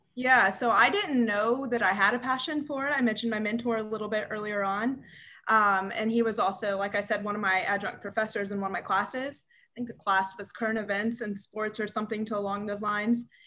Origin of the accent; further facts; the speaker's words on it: Cincinnati, Ohio, United States; moved away as an adult; also born or lived in St. Louis, Missouri; now in Auburn, United States; I'm from Cincinnati, Ohio, uh, born and raised